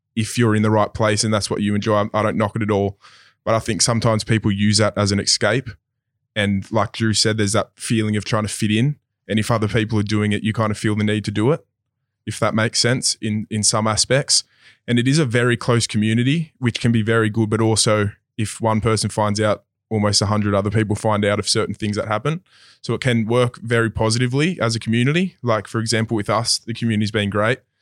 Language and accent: English; Sydney, New South Wales, Australia; I come from Maroubra East Gardens of, my dad's a builder, so we've always moved in that kind of area